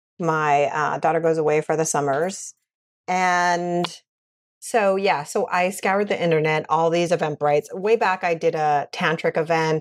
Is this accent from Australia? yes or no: no; West Coast, United States; now in New York City, United States; I come from the West Coast.